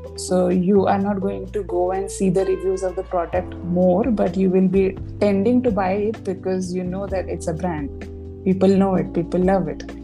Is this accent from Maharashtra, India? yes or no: yes; Uran, Maharashtra, India; I was born in Uran. And I grew up in a middle class family